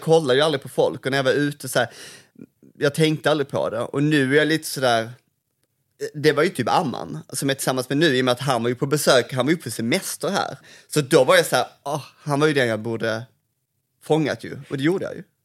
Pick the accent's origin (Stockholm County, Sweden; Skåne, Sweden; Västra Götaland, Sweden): Skåne, Sweden; Malmö; moved away; här växte jag upp